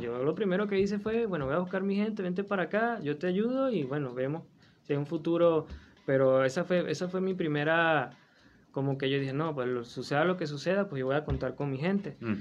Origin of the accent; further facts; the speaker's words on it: Falcón, Venezuela; moved away as an adult; now in Torreón, Mexico; yo soy del estado Falcón